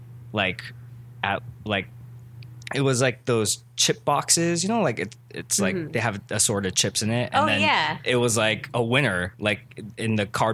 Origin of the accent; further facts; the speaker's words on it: Cerritos, California, United States; I'm from Cerritos.